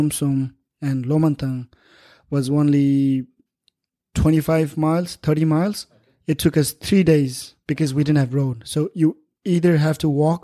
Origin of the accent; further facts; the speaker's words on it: Lo Manthang, Nepal; now in United States; I'm politically from Nepal, but historically from Tibet